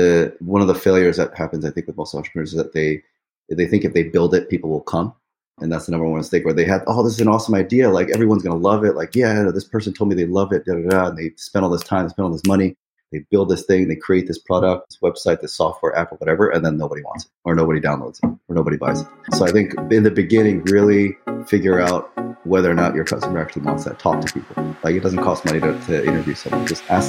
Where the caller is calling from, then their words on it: New Jersey, United States; Right now in northern New Jersey.